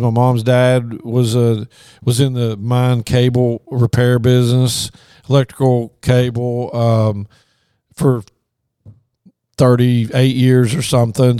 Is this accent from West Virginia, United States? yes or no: yes; Logan, West Virginia, United States; moved away as an adult; also born or lived in Morgantown, West Virginia / Baton Rouge, Louisiana; I grew up in Logan. Family's still there